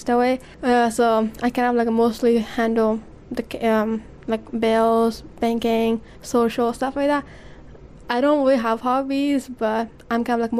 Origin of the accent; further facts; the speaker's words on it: Afghanistan; now in Regina, Canada; I am from Afghanistan. I have been here for 4 years now.